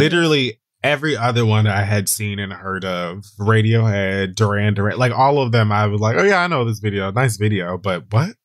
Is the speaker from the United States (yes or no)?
yes; Hayward, California, United States; growing up in Hayward, California